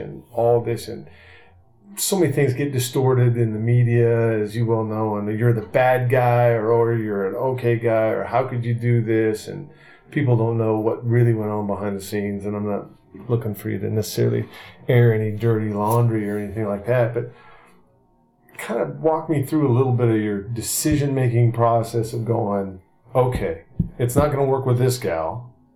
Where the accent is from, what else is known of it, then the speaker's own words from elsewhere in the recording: Seattle, Washington, United States; I'm a Seattle guy, so I've always been here.